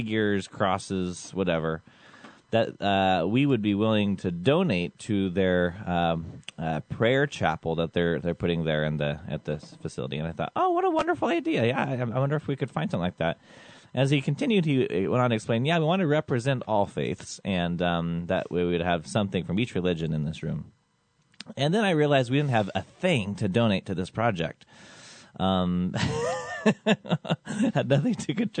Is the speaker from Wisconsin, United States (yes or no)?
no; Yuma, Colorado, United States; my hometown of Yuma, Colorado